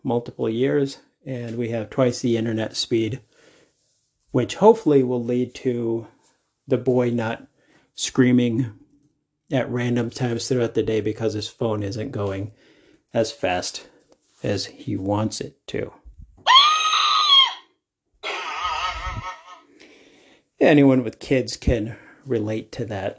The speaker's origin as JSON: {"language": "English", "town": "Denver", "region": "Colorado", "country": "United States", "said": "I'm from Denver."}